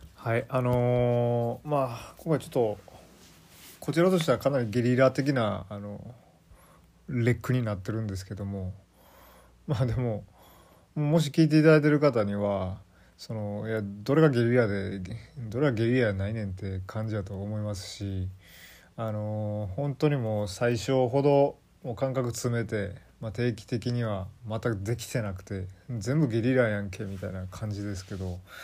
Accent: Kansai, Japan; accent: Kansai dialect; also born or lived in Kanto; 5歳まであの完全に関東圏で住んでまして、まあ、そこで要するあのマザータウン母語を習得してでなんか訳も分からず急に親のあの父祖の地である関西ですね。近畿の方に連れてこられて

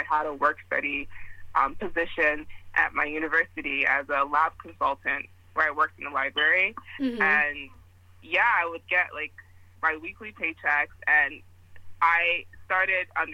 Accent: Newark, New Jersey, United States; also born or lived in Nigeria; Grew up in Newark, New Jersey. I'm originally from Nigeria, but I always say both.

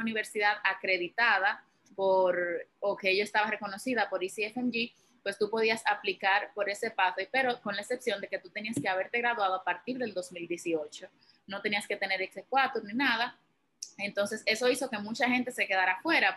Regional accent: Santiago de los Caballeros, Santiago, Dominican Republic; moved away as an adult; also born or lived in Bronx, New York; now in New York, United States; yo vengo de Santiago, República Dominicana

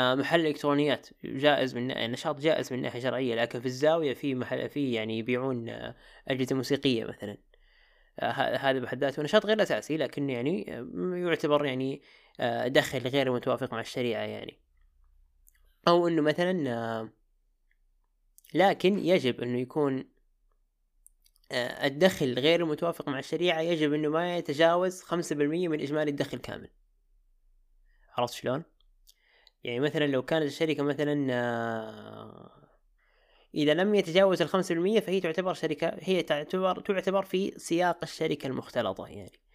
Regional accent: Jeddah, Makkah Province, Saudi Arabia; عندنا في جدة

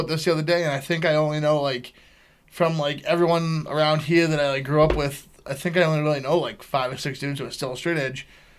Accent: Boston, Massachusetts, United States

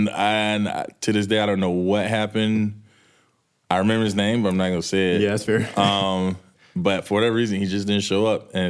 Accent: the South, United States; He was from Virginia, I'm from the South.

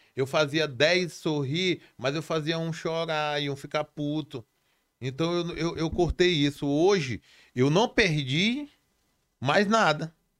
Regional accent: Brazil; tudo começou ali na Coab

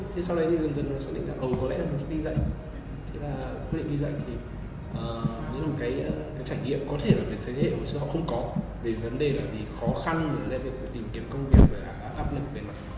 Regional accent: Vietnam; moved away as an adult; mình là người Việt Nam là tự hào là người Việt Nam

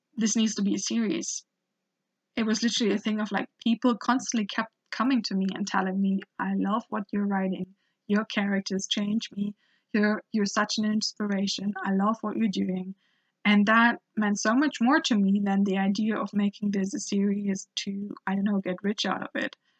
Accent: Germany; I was growing up in Germany

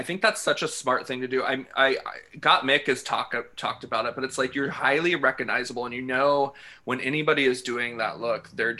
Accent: Southeast Kansas, United States; I grew up in Southeast Kansas.

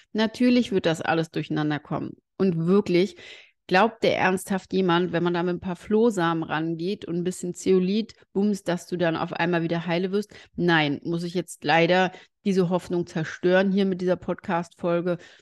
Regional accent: Germany; bei uns in Deutschland

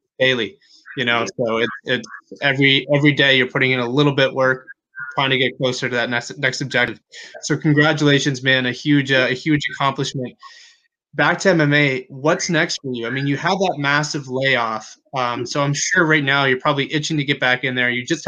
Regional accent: Canada; As a Canadian

